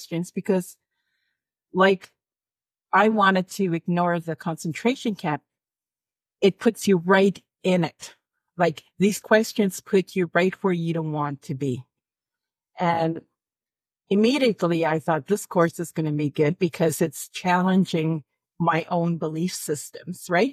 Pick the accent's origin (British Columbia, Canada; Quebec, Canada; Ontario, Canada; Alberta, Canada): Alberta, Canada; I'm from Alberta